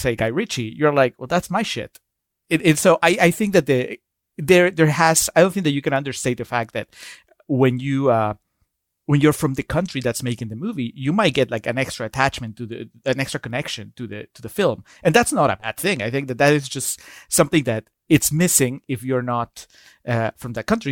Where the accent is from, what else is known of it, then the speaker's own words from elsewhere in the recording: Peru; I'm, I'm from Peru